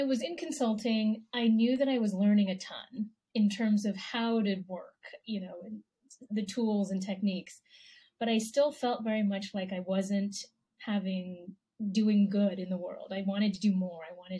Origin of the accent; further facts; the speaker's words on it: Taiwan; born there; I was born in Taiwan. My parents are from China. So I would say, yeah, Asian American, Taiwanese American.